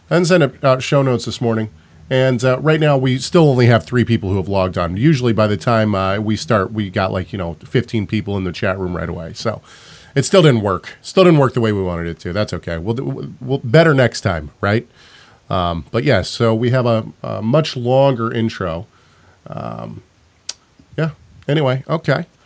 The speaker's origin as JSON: {"language": "English", "country": "Canada", "said": "Trust me, I'm a Canadian here."}